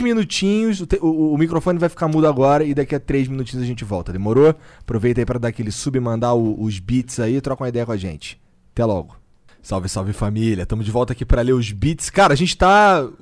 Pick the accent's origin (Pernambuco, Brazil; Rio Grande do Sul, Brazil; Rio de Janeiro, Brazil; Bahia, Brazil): Rio de Janeiro, Brazil; eu sou carioca